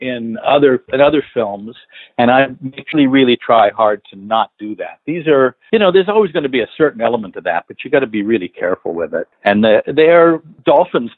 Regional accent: Los Angeles, California, United States; I grew up in the San Fernando Valley and Northridge

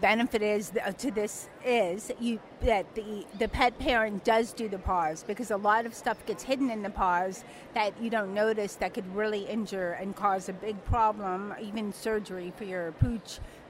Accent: United States; accent: flat

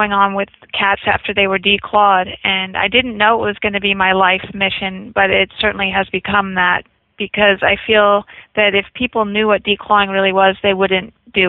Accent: Malibu, California, United States; I grew up in Malibu, California

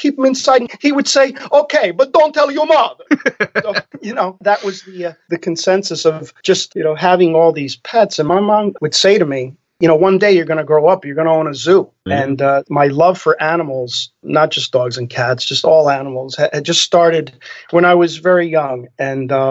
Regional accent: Elizabeth, New Jersey, United States; I grew up in Elizabeth, New Jersey

